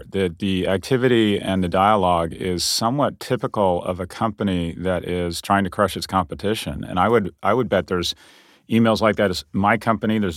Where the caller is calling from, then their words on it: New York, United States; I am what appears to be a closet somewhere in downtown Manhattan